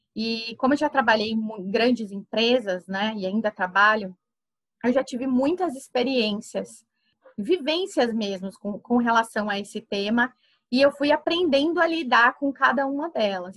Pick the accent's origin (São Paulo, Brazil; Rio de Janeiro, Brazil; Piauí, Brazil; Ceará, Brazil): São Paulo, Brazil; Campinas; also born or lived in Santa Rita do Passa Quatro; eu só nasci lá e passava as minhas férias no, no sítio do meu avô, mas a minha vida inteira foi construída em Campinas. Então eu fiz todas as minhas escolas foram lá